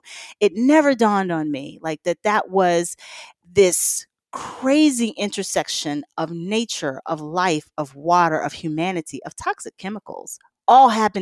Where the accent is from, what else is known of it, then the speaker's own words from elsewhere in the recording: Mississippi, United States; I grew up in the Mississippi Delta around agriculture, you know, blocks away from the Mississippi River.